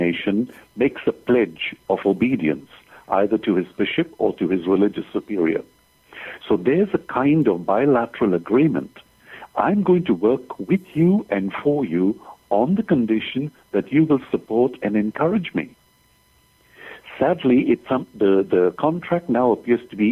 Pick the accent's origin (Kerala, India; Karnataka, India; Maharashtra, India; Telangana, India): Maharashtra, India; Mumbai; moved away as an adult; now in Adelaide, Australia; I am originally from Bombay, India. That is where I grew up